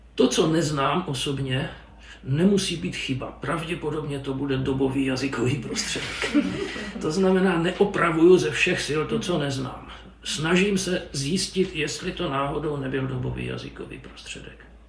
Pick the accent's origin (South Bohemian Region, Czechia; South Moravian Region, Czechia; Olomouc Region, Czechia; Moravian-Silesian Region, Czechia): Olomouc Region, Czechia; Přerov; moved away; also born or lived in Prague; jsem rodák z Přerova